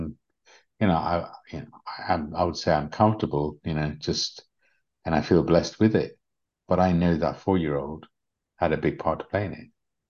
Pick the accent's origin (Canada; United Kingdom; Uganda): Uganda; I was a refugee from Uganda, so we didn't have much.